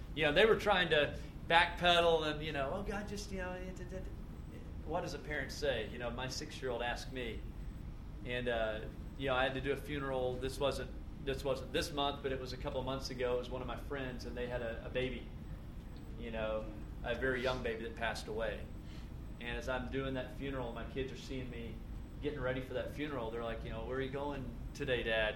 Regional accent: Tennessee, United States; moved away; where I grew up was in Tennessee, and it was floods and tornadoes

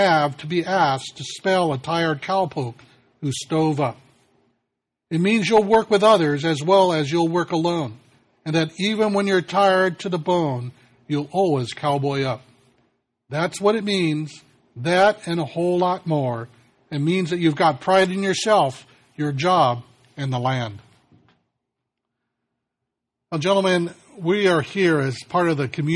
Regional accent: California, United States; as a Californian

